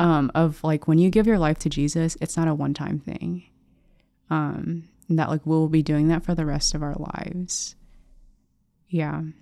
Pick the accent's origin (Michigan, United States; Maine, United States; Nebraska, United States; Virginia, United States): Nebraska, United States; Lincoln; growing up in Lincoln, seeing so many priests and sisters